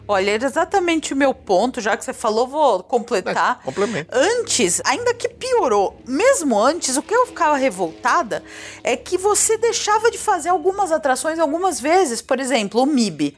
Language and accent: Portuguese; São Paulo, Brazil; Quando eu era criança aqui em São Paulo